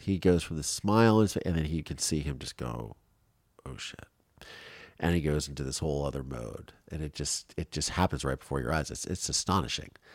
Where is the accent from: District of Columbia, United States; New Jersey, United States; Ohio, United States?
Ohio, United States; growing up in Ohio